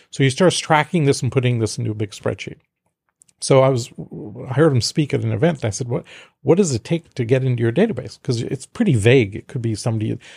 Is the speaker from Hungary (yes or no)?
no; India; I'm from India originally, so I have an inherent acceptance. But I was raised in a very diplomatic Western family.